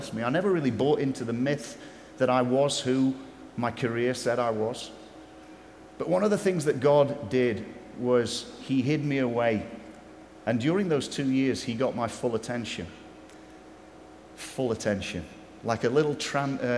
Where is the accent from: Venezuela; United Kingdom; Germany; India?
United Kingdom; England; I am English